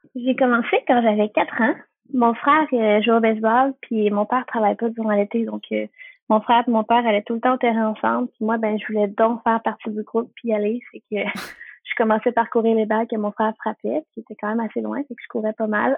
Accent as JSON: {"language": "French", "town": "Repentigny", "region": "Quebec", "country": "Canada", "said": "Dans ma région, moi, je suis de la Nodière, euh, plus précisément à Repentigny"}